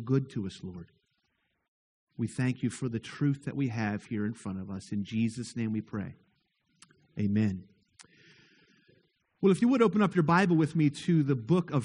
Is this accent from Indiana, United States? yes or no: no; near Moorefield, West Virginia, United States; I grew up very near Moorefield